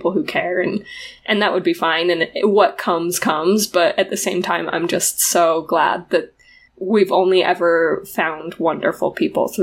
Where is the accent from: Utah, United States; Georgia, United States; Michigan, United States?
Utah, United States; moved away as an adult; now in New Mexico, United States; Emily and I are originally from Utah. We grew up for the most part there